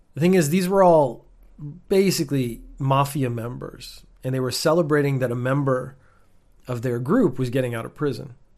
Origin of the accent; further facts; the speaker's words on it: Canada; moved away as an adult; also born or lived in United Kingdom / Northern Ireland; now in Japan; I was born in the United Kingdom, went to Canada when I was a baby. That's why I don't sound British or Northern Irish in this case. Grew up in Canada.